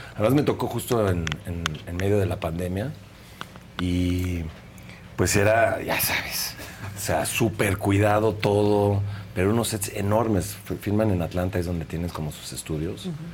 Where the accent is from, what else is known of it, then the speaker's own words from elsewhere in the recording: Mexico; Soy mexicano, vivo en México